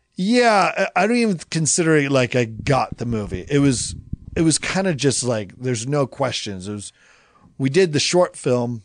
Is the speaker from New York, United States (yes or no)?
no; Salem, Oregon, United States; I grew up in Oregon. I grew up in this neighborhood.